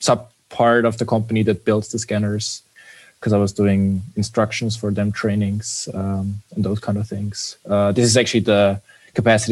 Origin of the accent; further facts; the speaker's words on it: Vienna, Austria; also born or lived in Munich; I'm actually from Vienna, born and raised, and it has always been my home base